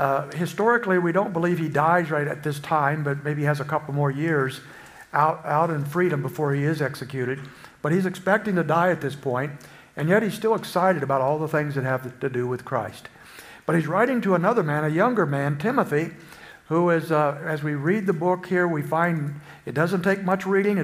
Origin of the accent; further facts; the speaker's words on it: Springfield, Illinois, United States; I'm from Springfield, Illinois